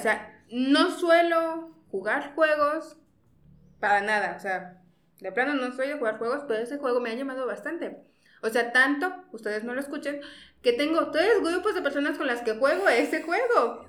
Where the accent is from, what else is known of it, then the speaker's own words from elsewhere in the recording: Mexico; Como buen mexicano